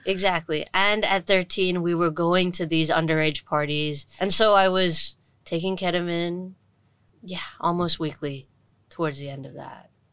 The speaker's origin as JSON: {"language": "English", "country": "Hong Kong", "tie": "born or raised there", "said": "I grew up in Hong Kong, born and raised, little Indian kid who went to an international school in Shatin"}